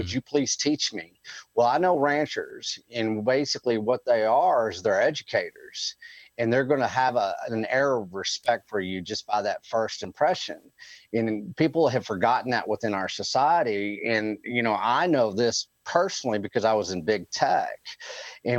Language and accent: English; Texas Panhandle, United States; I'm sixth generational Texan